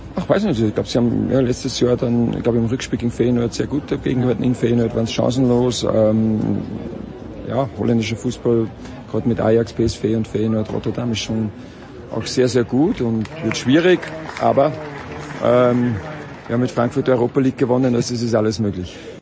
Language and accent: German; Austria; wir als Österreicher, denke ich, gerade was Skifahren angeht, äh, das gehört dazu, so wachsen wir auf